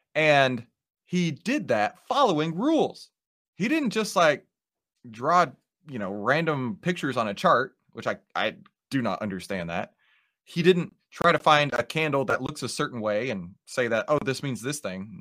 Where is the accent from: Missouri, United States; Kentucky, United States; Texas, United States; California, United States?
Texas, United States; accent: Texas; my Texas accent